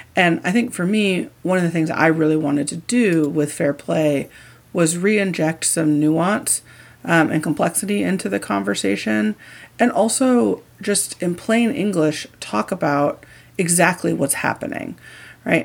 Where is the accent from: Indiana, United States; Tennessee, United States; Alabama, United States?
Indiana, United States; I grew up in Indiana